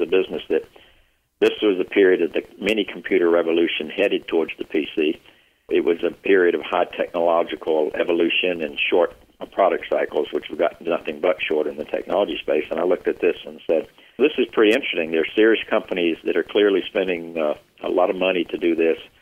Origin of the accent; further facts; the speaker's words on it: Union, South Carolina, United States; moved away as an adult; I was born and raised in Union, South Carolina